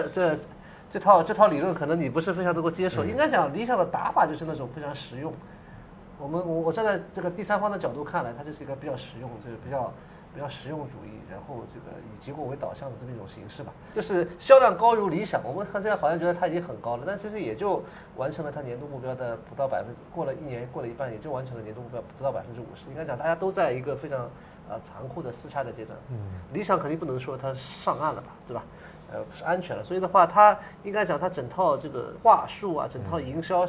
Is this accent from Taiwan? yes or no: no; China; 我觉得就是我们中国人作为。还是深受这个传统儒家文化影响。